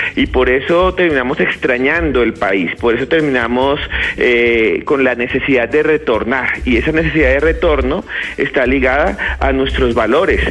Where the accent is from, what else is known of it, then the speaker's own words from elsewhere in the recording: Colombia; Colombia también eh, exporta gente que somos nosotros mismos, colombianos, y los colombianos creamos nuestros mismos lazos